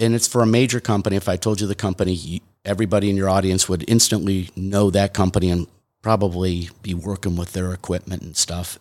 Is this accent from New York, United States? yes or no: no; Detroit, Michigan, United States; I grew up in Detroit, Michigan